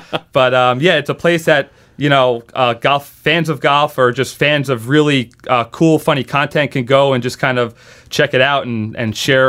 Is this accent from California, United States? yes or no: no; Long Island, New York, United States; moved away; I grew up on Long Island.